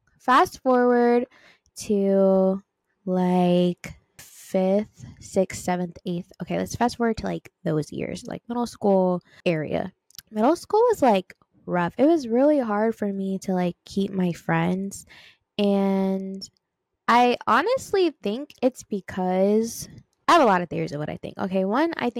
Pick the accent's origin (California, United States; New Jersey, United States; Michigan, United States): California, United States; Long Beach; Born and raised in Long Beach, California